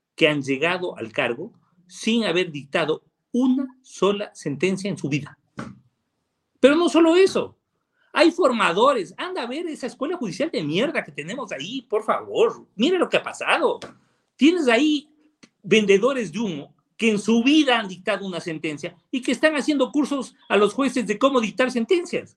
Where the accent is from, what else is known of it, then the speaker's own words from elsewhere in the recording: Riobamba, Chimborazo, Ecuador; yo soy de Chimborazo y soy de Riobamba